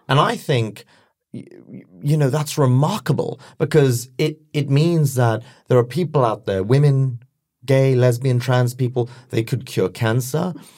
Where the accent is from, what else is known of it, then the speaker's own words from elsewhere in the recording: London, United Kingdom; I was born and raised in London